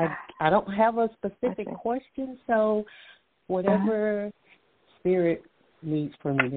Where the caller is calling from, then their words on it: Alabama, United States; From Alabama.